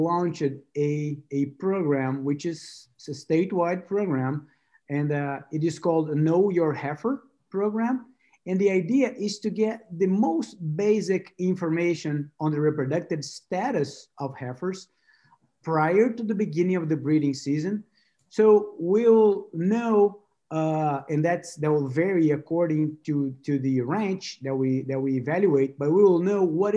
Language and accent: English; Brazil; moved away as an adult; also born or lived in São Paulo, Brazil / Michigan, United States; now in Gainesville, United States; I went back to Brazil